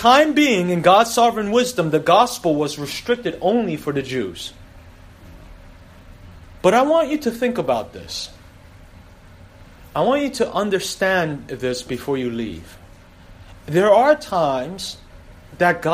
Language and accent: English; United States; As an American